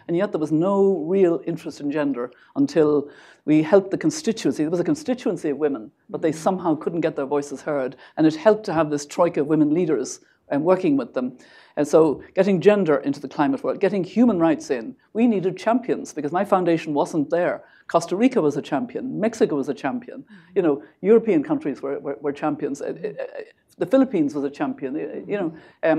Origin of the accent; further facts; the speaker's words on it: Ireland; I mean, you know me as an Irish mm-hmm. grandmother.